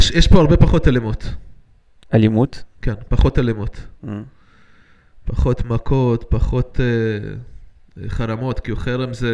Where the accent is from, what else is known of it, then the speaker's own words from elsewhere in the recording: Yakum, Central District, Israel; גדלתי בקיבוץ, בארץ. גדלתי בכל מיני מקומות, אבל בארץ אה, גרתי בקיבוץ.